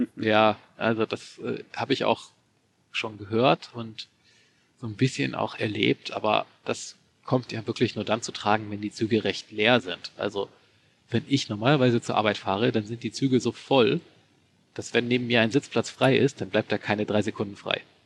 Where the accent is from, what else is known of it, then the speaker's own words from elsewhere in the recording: Germany; moved away as an adult; now in Japan; als Deutscher